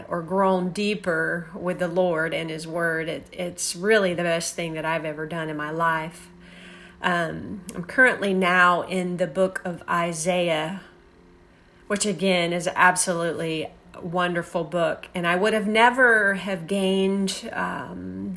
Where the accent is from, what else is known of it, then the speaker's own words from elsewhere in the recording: Lakeland, Florida, United States; I am from Lakeland, Florida